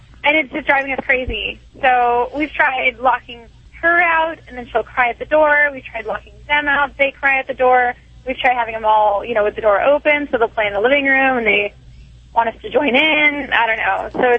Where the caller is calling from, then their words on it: Long Beach, California, United States; I'm calling from Long Beach, California.